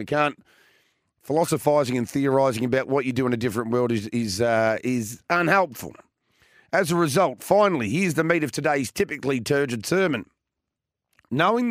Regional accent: Victoria, Australia; born or raised there

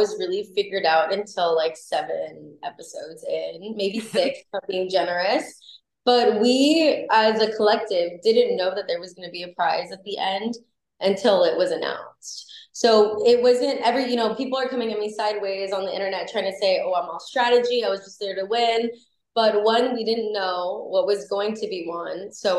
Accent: Los Angeles, California, United States; I was born and raised in Los Angeles. I was born on Sunset Boulevard on in Hollywood.

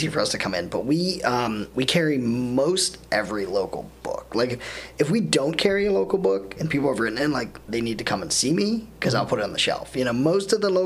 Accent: Latrobe, Pennsylvania, United States; moved away as an adult; also born or lived in Ohio; now in Erie, United States; I grew up in Latrobe, PA, which is like 45 minutes

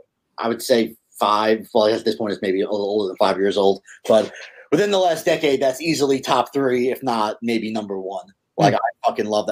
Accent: Long Island, New York, United States; I'm from Long Island

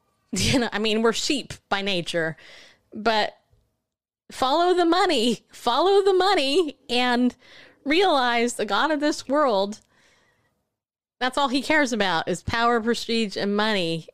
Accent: Southern California, United States; I grew up in Southern California

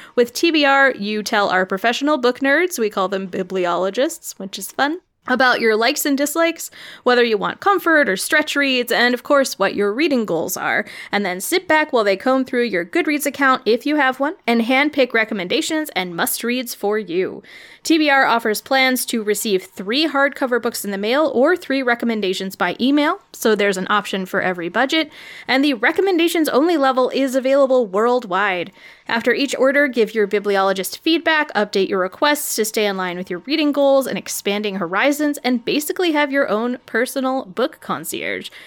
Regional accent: Illinois, United States; I grew up in Illinois, and so I grew up going to all these Lincoln sites.

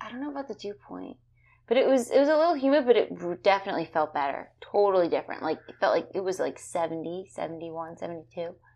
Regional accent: New Jersey, United States; now in Florida, United States; I'm from New Jersey

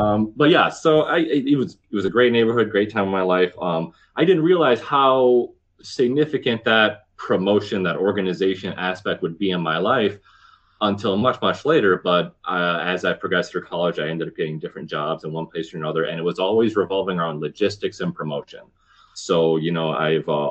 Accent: Green Bay, Wisconsin, United States; now in Madison, United States; I'm originally from Green Bay, Wisconsin, born and bred Packers fan

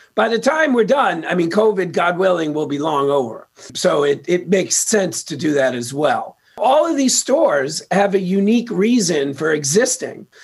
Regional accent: New York City, New York, United States; moved away as an adult; now in Los Angeles, United States; I'm from Queens, New York. Uh, I got out to LA 22 years ago.

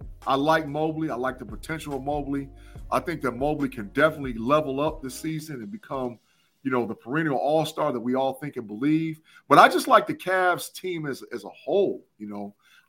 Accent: Ohio, United States; because I'm from Ohio

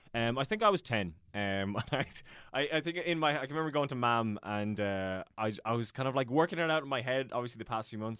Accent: Ballina, Munster, Ireland; born or raised there; also born or lived in Dublin / Killaloe, County Clare

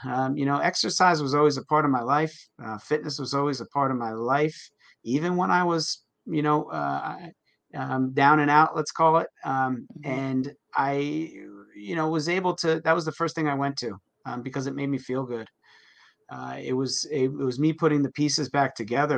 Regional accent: New Jersey, United States; I grew up in New Jersey. I'm in New Jersey now

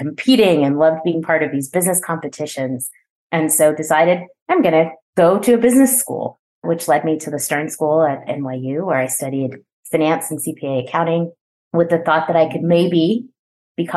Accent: New Jersey, United States; I am born and raised in New Jersey, which is where I live today

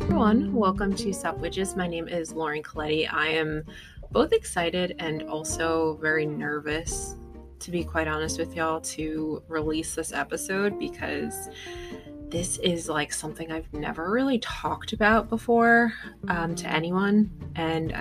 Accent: United States; And I am American, obviously. I was born in America, but my grandparents were not from America.

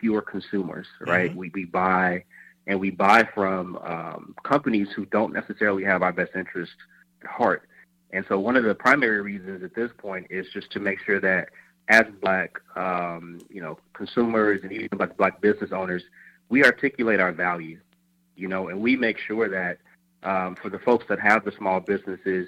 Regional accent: Chicago, Illinois, United States; moved away; also born or lived in Atlanta; Originally from Chicago.

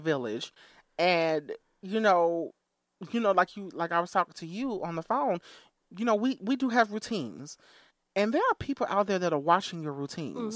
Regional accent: Chicago Heights, Illinois, United States; I was born in Chicago Heights.

